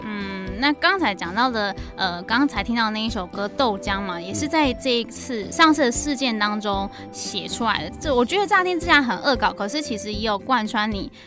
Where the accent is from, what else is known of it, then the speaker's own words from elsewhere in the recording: Kaohsiung, Taiwan; 因为我也是高雄人